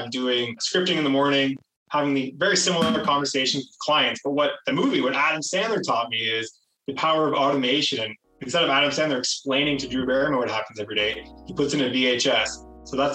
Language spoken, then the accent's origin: English; Toronto, Ontario, Canada; I am from the Toronto area, GTA. I grew up here.